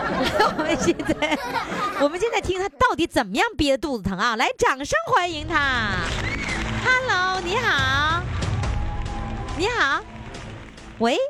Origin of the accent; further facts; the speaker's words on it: China; 不要，我是中国人，随便问。